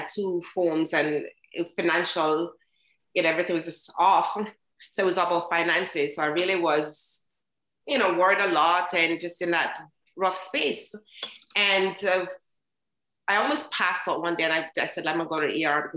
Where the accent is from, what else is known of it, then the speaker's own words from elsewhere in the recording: Jamaica; now in United States; I came from Jamaica, very happy girl, very bold girl. And when I came to America